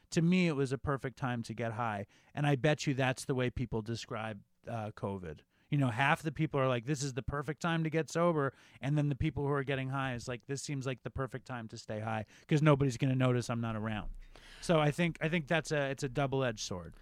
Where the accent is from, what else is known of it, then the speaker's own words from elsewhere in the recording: New York City, New York, United States; I grew up uh, in Chelsea. I grew up on uh, 8th Avenue on 27th Street